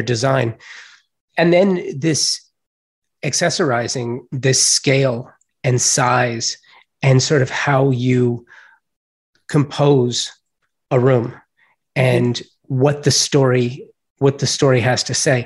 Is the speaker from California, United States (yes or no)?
yes; Los Angeles, California, United States; I'm a native Angeleno. I was born and raised in Los Angeles